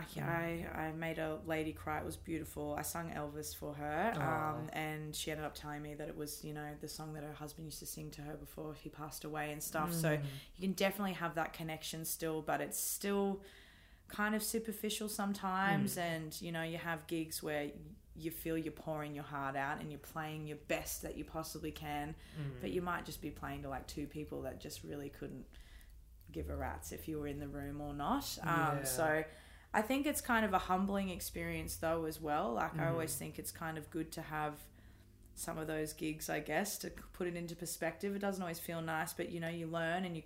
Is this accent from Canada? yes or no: no; Brisbane, Queensland, Australia; Born and raised in Brisbane.